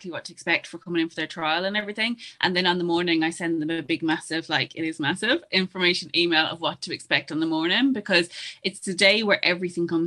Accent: Ireland; as Irish people

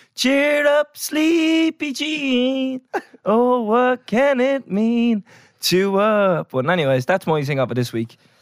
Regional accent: Ireland; We're Irish

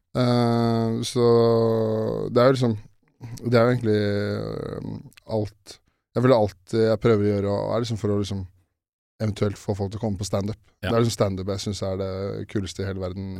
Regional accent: Årnes, Akershus, Norway; har vokst opp, oppvokst på Årnes

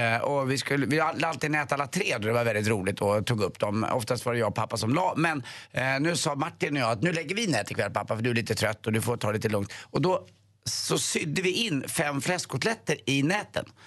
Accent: Stockholm, Stockholm County, Sweden; Vi läser Svenska Dagbladet hemma på Östermalm

